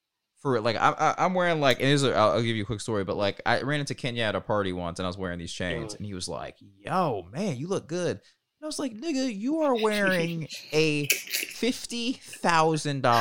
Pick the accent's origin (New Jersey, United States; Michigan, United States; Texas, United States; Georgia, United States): Georgia, United States; Marietta; I'm from Marietta, Georgia